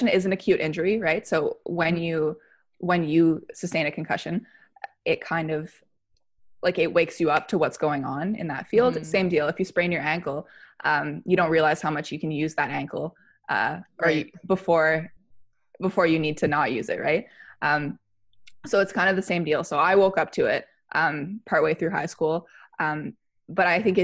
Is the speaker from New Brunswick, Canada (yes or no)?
yes; Fredericton, New Brunswick, Canada; I'm from Fredericton, New Brunswick. I grew up here playing mainly volleyball